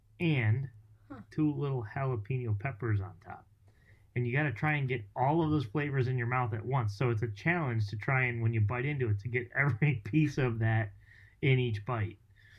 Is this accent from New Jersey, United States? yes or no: yes; New Jersey, United States; So I'm from Jersey